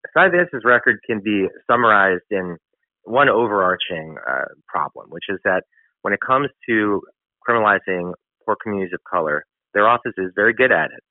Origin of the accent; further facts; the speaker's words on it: New York City, New York, United States; I'm a born and raised New Yorker. I grew up in Manhattan's Upper West Side.